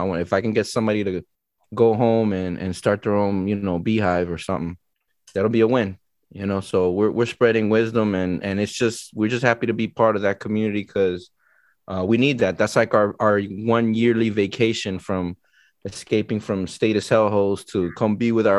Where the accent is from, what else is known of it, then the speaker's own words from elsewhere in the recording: Miami, Florida, United States; I was born and raised in Miami